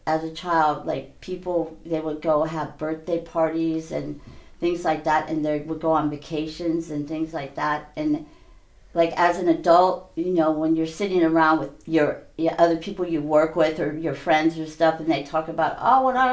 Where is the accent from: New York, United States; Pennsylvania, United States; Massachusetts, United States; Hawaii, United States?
Hawaii, United States; also born or lived in San Mateo County, California; I was born in Hawaii, raised in Hawaii and in San Mateo County